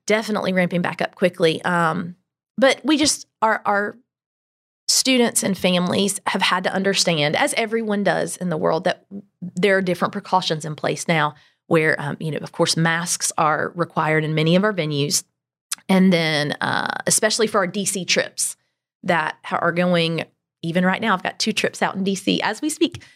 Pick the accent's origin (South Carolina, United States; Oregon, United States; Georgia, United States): South Carolina, United States; Greenville; I am from Greenville. We've been here, well, I've lived here since I was five, so I claim it. Uh, grew up in Berea